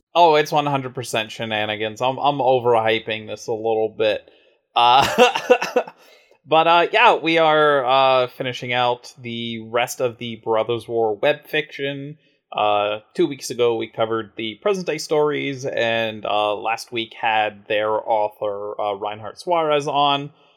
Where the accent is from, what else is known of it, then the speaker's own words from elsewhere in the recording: United States; being an American